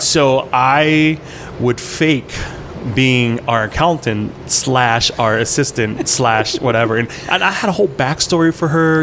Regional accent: Port Edwards, Wisconsin, United States; English is a second language; also born or lived in Ban Vinai refugee camp, Thailand; I'm a Wisconsin boy. I grew up in Wisconsin.

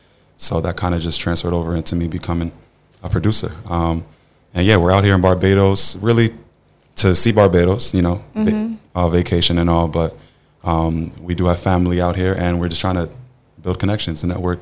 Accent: Orange, New Jersey, United States; So we're from New Jersey, Orange.

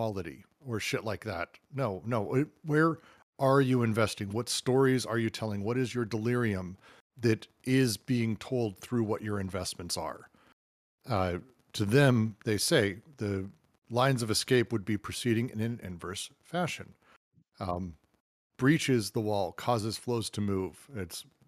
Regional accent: United States; as an American

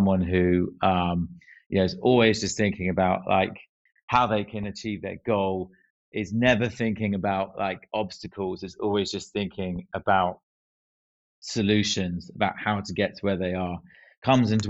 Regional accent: Northern Ireland, United Kingdom; I'm glad I've only got one accent now, but um yeah, that's something I picked up from um from growing up in Ireland.

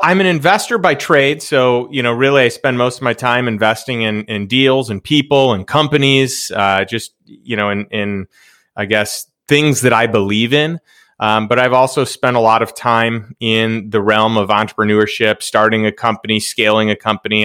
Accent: Chicago, Illinois, United States; also born or lived in Saint Louis; now in Austin, United States; I grew up in Chicago

